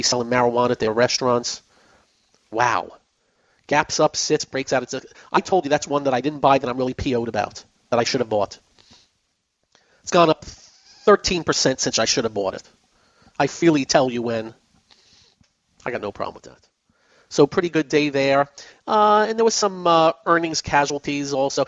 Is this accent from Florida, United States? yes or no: yes; Orlando, Florida, United States; University of Central Florida, my hometown college team